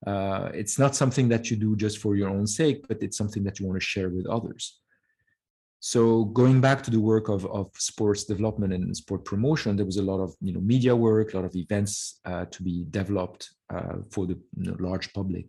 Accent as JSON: {"language": "English", "country": "France", "tie": "born or raised there", "also_born_or_lived": "Lebanon / Canada", "moved": "as an adult", "said": "I grew up in France. We left Lebanon in 75, at the beginning of the Civil War. So I grew up in France and did all my schooling there."}